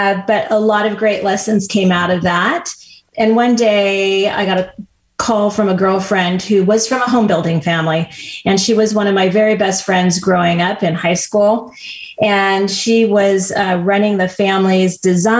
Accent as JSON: {"language": "English", "region": "Southern California", "country": "United States", "tie": "born or raised there", "said": "I was raised here in Southern California"}